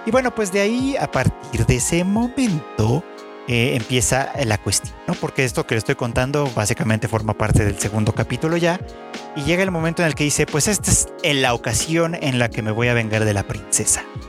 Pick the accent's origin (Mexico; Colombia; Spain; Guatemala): Mexico; México, el país, mi país de origen